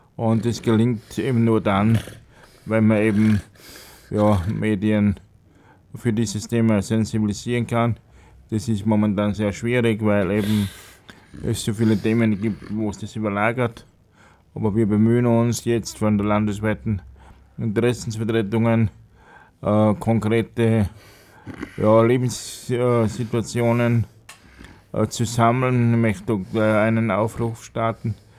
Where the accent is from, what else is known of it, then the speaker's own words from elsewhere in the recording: Tyrol, Austria; moved away as an adult; also born or lived in Altenhof am Hausruck, Upper Austria; now in Upper Austria, Austria; vorher in Tirol in meiner Heimat. Bin ein gebürtiger Tiroler, bin dort in die Schule gegangen